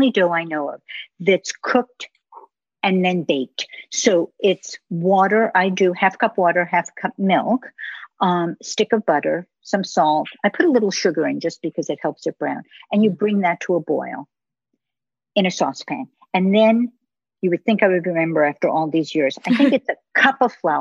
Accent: United States; moved away; I'm American

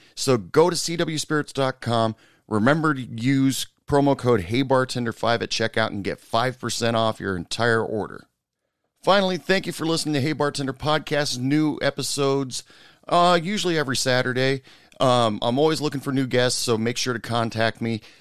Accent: Oregon, United States; I grew up in Oregon and the Pacific Ocean

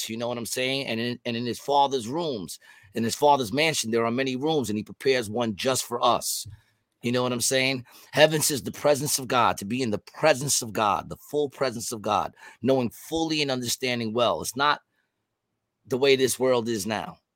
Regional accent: Ukraine; I'm from Ukraine. We are not weak.

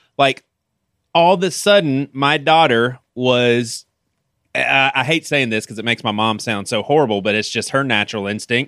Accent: Bible Belt, the South, United States; I'm from the South, Bible Belt, and the three of us were all from the South.

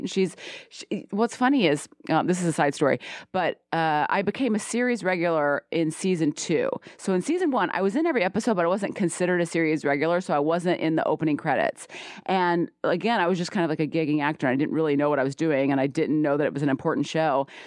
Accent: the South, United States; I'm a Southerner

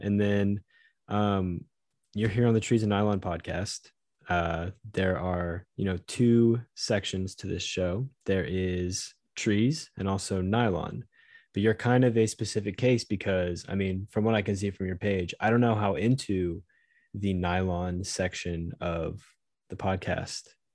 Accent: Southeast, United States; I grew up in the Southeast

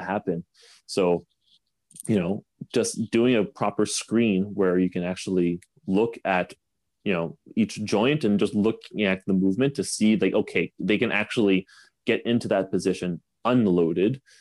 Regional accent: Canada

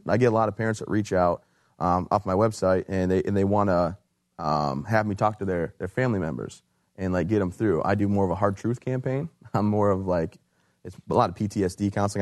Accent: Michigan, United States; moved away as an adult; also born or lived in Fort Bragg, North Carolina; I'm from Michigan originally.

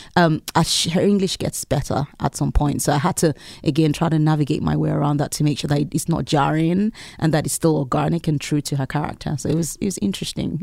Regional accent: Lagos, Nigeria; moved away as an adult; I lived in Lagos. I was born in Lagos in Nigeria, and I lived there for close to 20 years. And growing up, I lived in a neighborhood

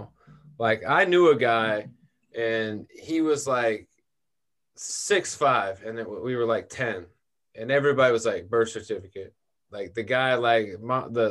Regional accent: Memphis, Tennessee, United States; moved away as an adult; I'm from Memphis. I grew up there, lived there

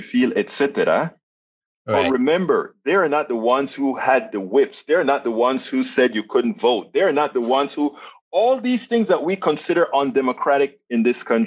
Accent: Panama; I'm from Panama, Central America

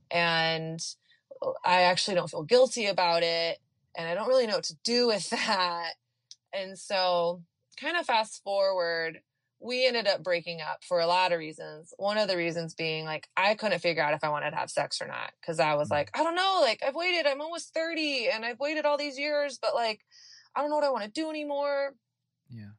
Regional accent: Texas, United States; I grew up in the South in in Texas during the height of the purity culture

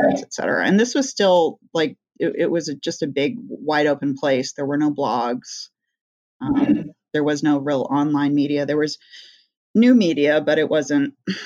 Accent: Northeast, United States; also born or lived in California; we moved to the Northeast when I was a little girl

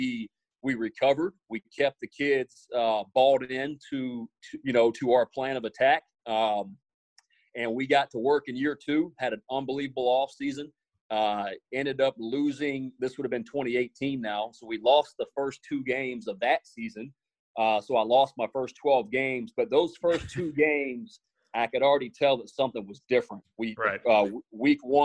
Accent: South Carolina, United States; moved away; also born or lived in Orlando, Florida; going back home to my home state. You know, I'd never lived in Columbia, but it was very close to Charleston.

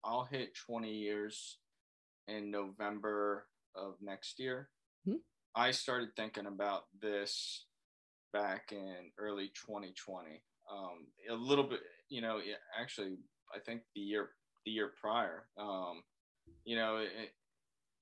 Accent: Florida, United States; moved away as an adult; I am from Florida

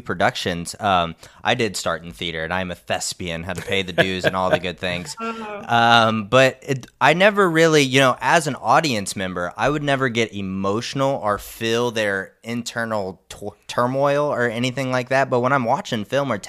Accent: Indianapolis, Indiana, United States; I am also from the Midwest. I'm from Indianapolis, Indiana.

